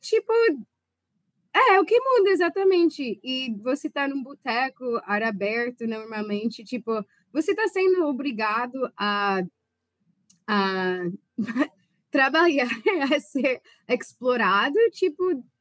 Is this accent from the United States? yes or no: yes; Chicago, Illinois, United States; Portuguese is a second language; also born or lived in Switzerland; Eu, eu sou de Chicago, não falei isso, sou de Chicago